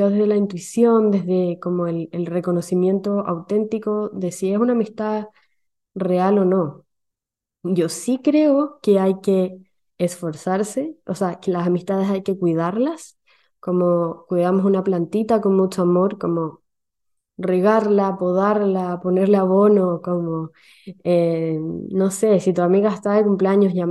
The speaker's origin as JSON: {"language": "Spanish", "country": "Chile", "moved": "yes", "lives_now": "Sweden", "said": "yo llegué de Chile a Suecia con, un ritmo de eh, un ritmo social demasiado alto"}